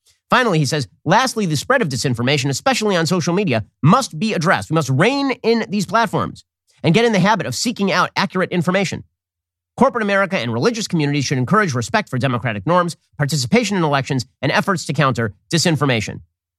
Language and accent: English; Georgia, United States; Politicians in my home state of Georgia, as well as in others, such as Texas and Florida